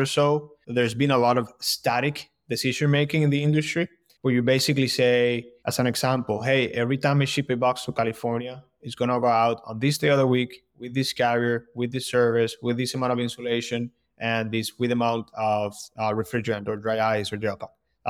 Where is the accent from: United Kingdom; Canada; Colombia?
Colombia; moved away as an adult; now in Boston, United States; So background, born and raised in Colombia. And then I moved to Boston about 10 years ago, where I went to school.